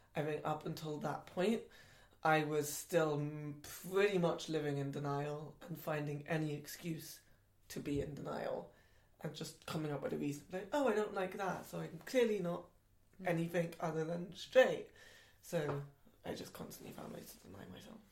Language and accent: English; London, United Kingdom; I grew up in Southall in West London, which is a very very Asian area